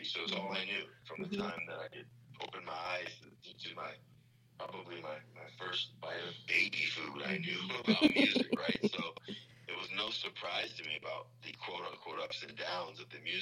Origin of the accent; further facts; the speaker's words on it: Beverly Hills, California, United States; I grew up in Hollywood, California, actually Beverly Hills